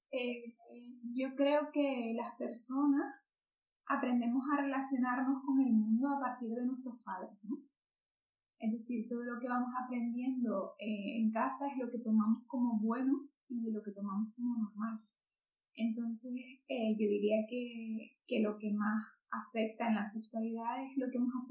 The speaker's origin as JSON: {"language": "Spanish", "country": "Spain", "said": "yo también soy eh, persona española"}